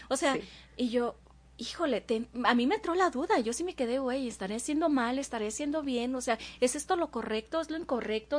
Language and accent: Spanish; Veracruz, Mexico; moved away; yo soy jarocha